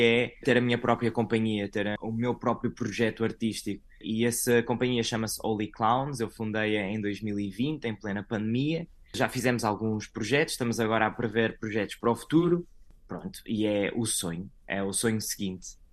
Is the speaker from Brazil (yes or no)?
no; Santa Maria da Feira, Aveiro District, Portugal; moved away as an adult; now in Orlando, United States; Eu nasci em Santa Maria da Feira